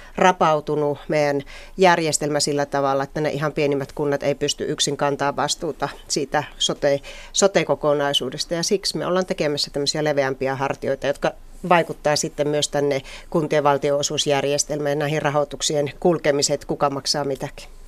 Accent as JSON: {"language": "Finnish", "town": "Joensuu", "region": "North Karelia", "country": "Finland", "tie": "born or raised there", "said": "minun kotikaupunkini Joensuu"}